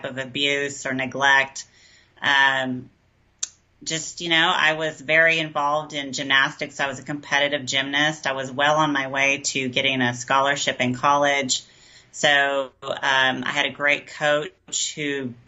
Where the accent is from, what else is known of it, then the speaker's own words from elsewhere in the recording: Garland, Texas, United States; moved away as an adult; now in Austin, United States; I was raised outside of Dallas in a really good home